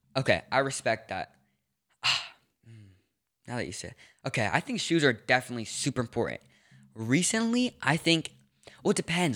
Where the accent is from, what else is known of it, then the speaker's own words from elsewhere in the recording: Los Angeles, California, United States; also born or lived in New York; I grew up in Los Angeles, then I moved to New York for a little bit, then I moved back to L A, and then back up to Northern California.